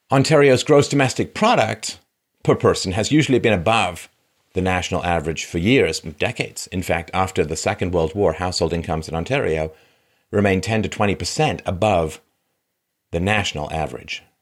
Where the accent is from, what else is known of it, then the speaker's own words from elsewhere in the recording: London, United Kingdom; now in Canada; I came from London, England, but there's a lot of class stratification.